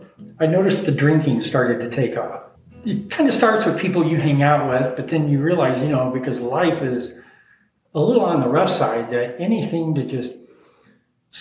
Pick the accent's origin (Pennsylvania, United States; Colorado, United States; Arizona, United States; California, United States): Colorado, United States; Denver; moved away as an adult; also born or lived in Miami Beach / Philadelphia / Aspen, Colorado; So I grew up in Denver